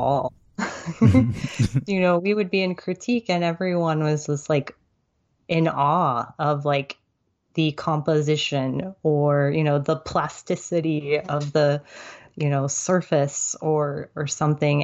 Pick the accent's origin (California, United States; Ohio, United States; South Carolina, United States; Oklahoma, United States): Oklahoma, United States; Tulsa; moved away as an adult; also born or lived in Alexandria, Virginia; now in Fayetteville, United States; my family relocated to Tulsa, Oklahoma. And that's pretty much where I've lived most of my life. I went to elementary school through high school